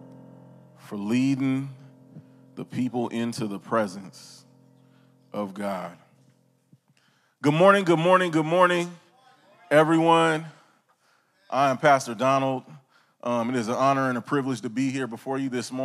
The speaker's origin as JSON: {"language": "English", "region": "California", "country": "United States", "said": "I'm from California, the Golden State, sunshine"}